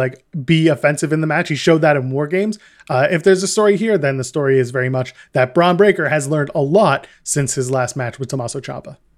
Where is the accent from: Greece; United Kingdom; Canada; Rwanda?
Canada; we are Canadian